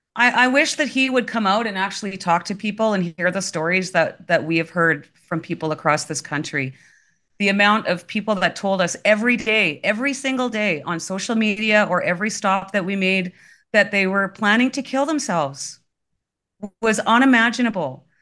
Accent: Saskatchewan, Canada; moved away as an adult; now in Alberta, Canada; I was born and raised in Saskatchewan, and I've spent, uh, my life living across the prairies

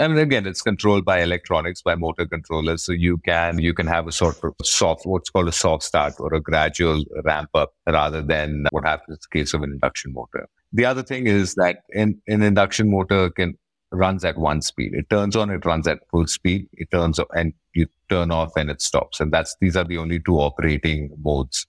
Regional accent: Bangalore, Karnataka, India; I'm from Bangalore.

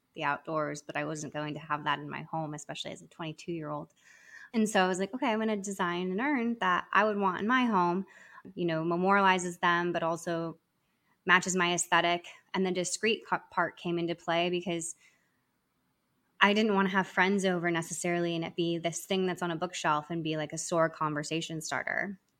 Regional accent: Arizona, United States; moved away as an adult; now in New York City, United States; I'm originally from Arizona

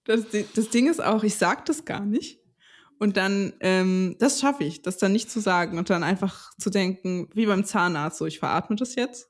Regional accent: Stralsund, Mecklenburg-Vorpommern, Germany; moved away; in Stralsund, wo ich groß geworden bin.

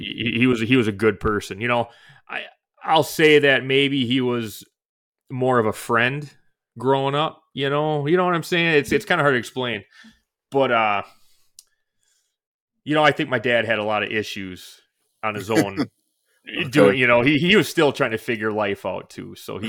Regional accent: Forest Lake, Minnesota, United States; So I was born in Minnesota, Forest Lake, Minnesota. So that's where I spent most of my life, really. I was born there.

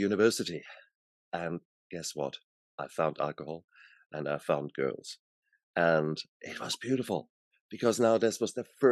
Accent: Germany; born in Germany, and I was born in the 60s there. So when I was young, I was in, you know, my teenager years, that was the 70s, 80s in Germany

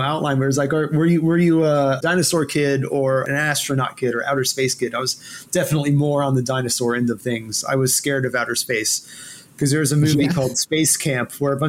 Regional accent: Houston, Texas, United States; also born or lived in Louisville, Kentucky; they got transferred to Houston, where I grew up

